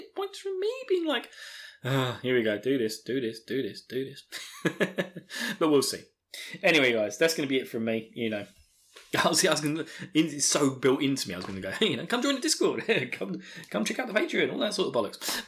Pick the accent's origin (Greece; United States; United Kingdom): United Kingdom; Essex, East of England; accent: Essex; my terrible Essex accent